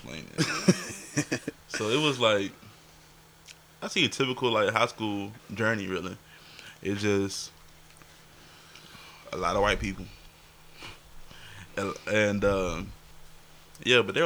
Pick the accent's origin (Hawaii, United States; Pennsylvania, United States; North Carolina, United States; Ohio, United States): North Carolina, United States; Smithfield; also born or lived in Four Oaks, North Carolina; I grew up in Smithfield, and I also grew up in Four Oaks